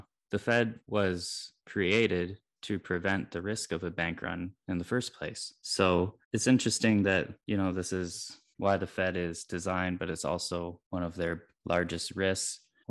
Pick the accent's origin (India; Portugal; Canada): Canada; Me as a Canadian